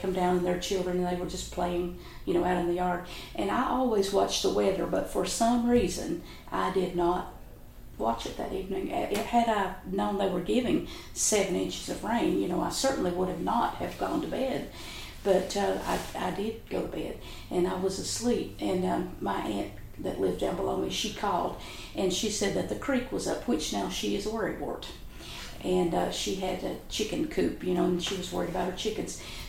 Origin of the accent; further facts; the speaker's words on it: River Caney, Breathitt County, Kentucky, United States; I was raised in Breathitt County in the community of River Caney